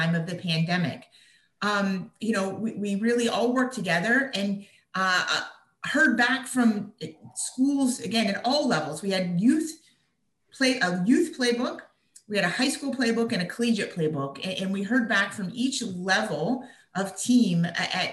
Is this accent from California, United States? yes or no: no; Latrobe, Pennsylvania, United States; my hometown, which is Latrobe, Pennsylvania